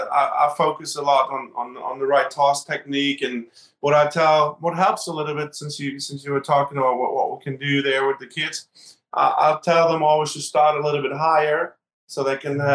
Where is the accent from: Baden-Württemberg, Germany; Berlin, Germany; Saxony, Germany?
Berlin, Germany; now in United States; I grew up in Berlin and Germany, and I grew up in a high riser